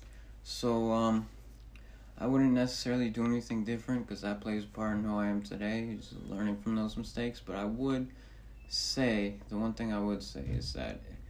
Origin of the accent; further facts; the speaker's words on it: Decatur, Georgia, United States; moved away as an adult; also born or lived in Manhattan, New York; my hometown Decatur